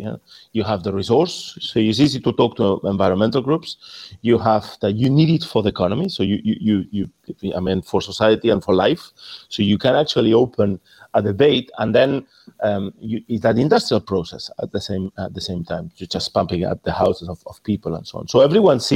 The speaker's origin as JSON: {"language": "English", "country": "Spain", "second_language": "English", "moved": "yes", "said": "In Spain, where I'm from, you can gather by my accent"}